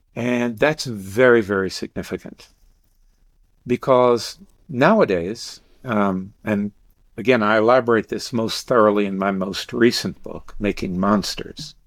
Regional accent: Deep South, United States; I grew up in the Deep South

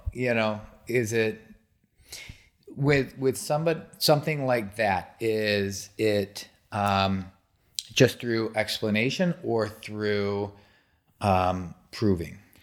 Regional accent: Michigan, United States; I grew up in Michigan

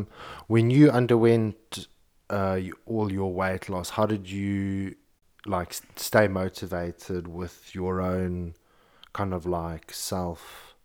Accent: Zimbabwe; growing up in Zimbabwe.

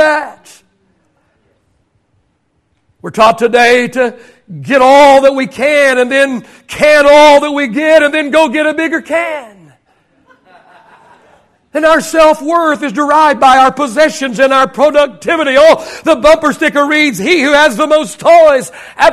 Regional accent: Oklahoma, United States; I grew up in Oklahoma.

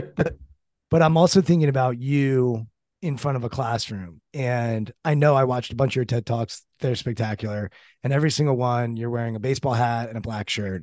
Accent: Maryland, United States; I'm from Maryland.

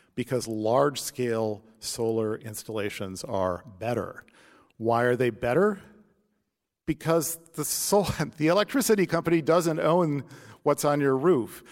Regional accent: St. Louis, Missouri, United States; when I grew up in Saint Louis

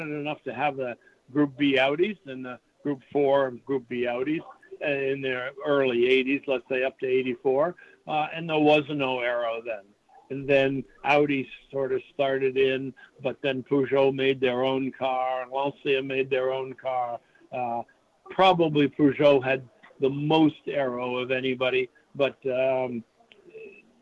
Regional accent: New England, United States; we're from New England

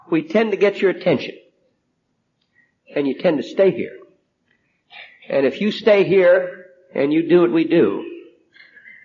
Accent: New Jersey, United States; now in Pasadena, United States; I'm from New Jersey

